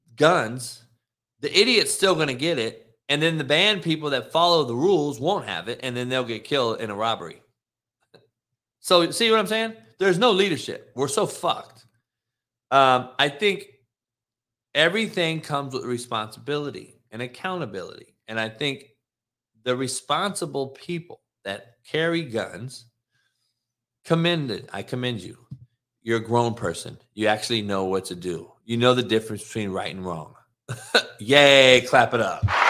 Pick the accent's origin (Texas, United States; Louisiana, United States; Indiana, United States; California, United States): California, United States; Los Angeles; I'm from L A.